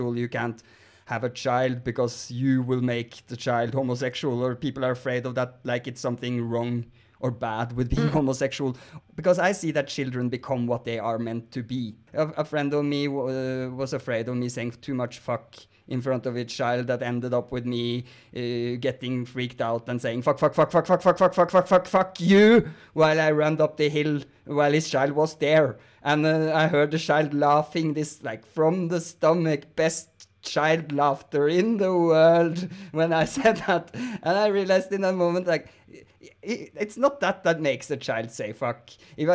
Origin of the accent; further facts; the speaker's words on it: Norway; I'm also from Norway